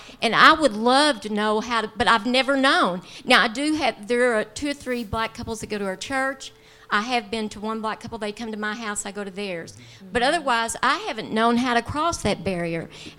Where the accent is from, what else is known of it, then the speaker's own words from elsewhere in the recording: Owensboro, Kentucky, United States; I'm from Owensboro